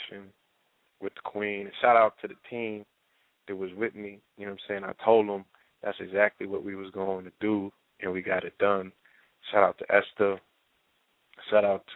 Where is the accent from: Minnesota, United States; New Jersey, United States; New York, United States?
New York, United States; New York City; moved away; my birthplace, my home